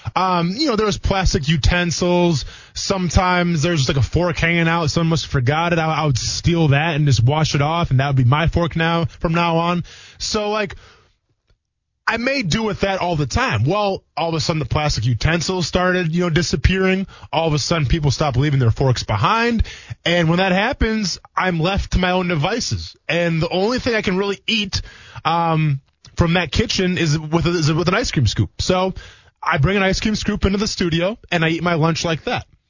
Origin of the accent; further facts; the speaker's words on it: Wisconsin, United States; growing up in Wisconsin